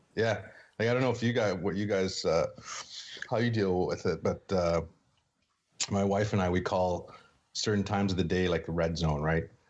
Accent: Sault Ste. Marie, Ontario, Canada; I grew up in Sault Ste. Marie, Northern Ontario

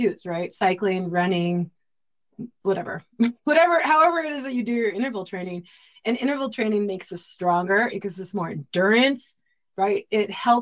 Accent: Southern California, United States; I grew up in Southern California

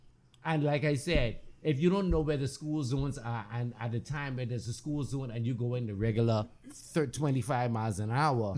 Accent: Freeport, Grand Bahama, Bahamas; I'm from Freeport

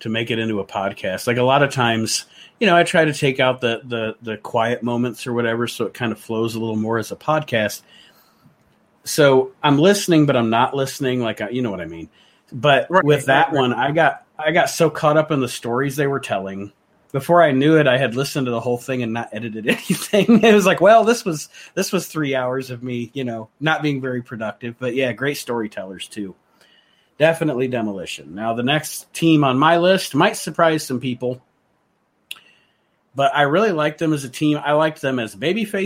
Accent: Ohio, United States; I was from Ohio

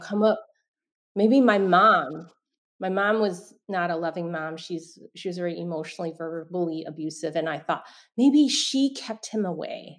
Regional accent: San Francisco, California, United States; I was born in San Francisco, Chinatown

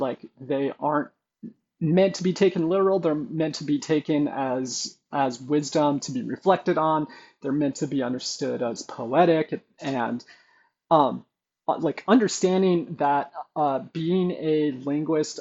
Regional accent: Brookings, Oregon, United States; moved away; also born or lived in Klamath Falls, Oregon; I was born in Klamath Falls, Oregon, but we moved to Brookings when about when I was a year old. So 17 years of my upbringing was the same church

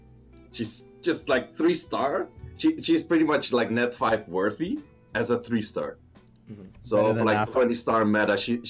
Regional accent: Netherlands; moved away as an adult; now in China; I'm 27 years old. I'm from the Netherlands, currently studying China.

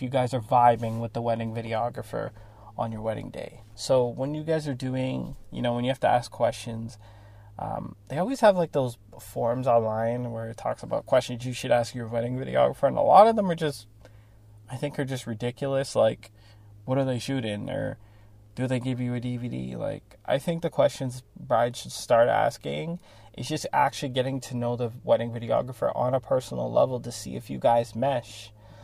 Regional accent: Toronto, Ontario, Canada; I'm from Toronto, Canada, so it's super multicultural there

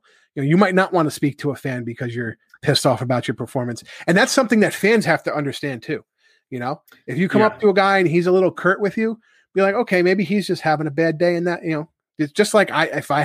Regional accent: New York, United States; I'm like, New York

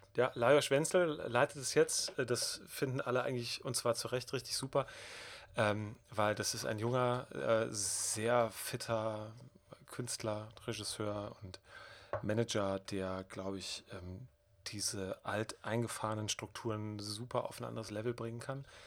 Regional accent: Bonn, North Rhine-Westphalia, Germany; Ich komme aus der Gegend, ich bin damit aufgewachsen

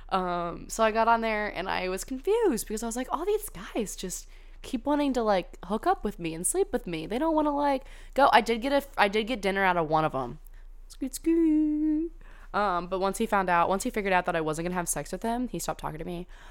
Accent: California, United States; I went to high school in California

